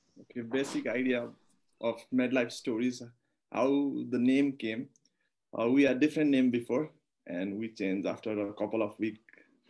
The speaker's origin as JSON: {"language": "English", "country": "Nepal", "said": "I'm originally from Bajra, Nepal, and I'm a fourth year medical student from Institute of Medicine."}